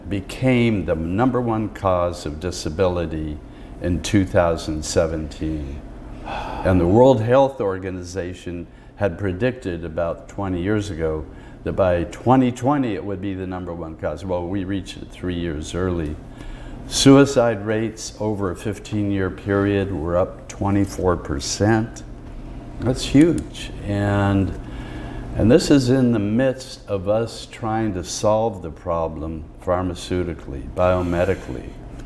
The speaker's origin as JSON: {"language": "English", "town": "Seattle", "region": "Washington", "country": "United States", "tie": "born or raised there", "said": "I met a young kid in my hometown of Seattle"}